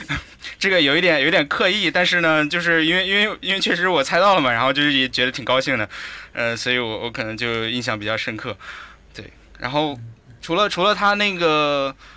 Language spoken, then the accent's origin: Chinese; China; 我们作为中国人